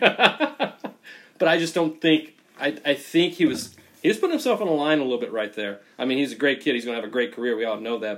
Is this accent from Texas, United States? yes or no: yes; Texas, United States; now in New England, United States; Originally, I'm from Texas